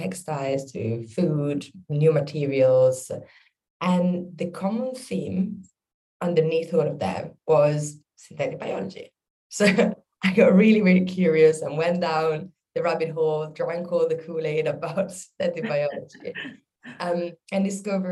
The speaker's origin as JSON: {"language": "English", "area": "between Milan and Venice", "region": "northern Italy", "country": "Italy", "moved": "as an adult", "lives_now": "London, United Kingdom", "said": "I'm originally from Italy, the north part of Italy between Milan and Venice."}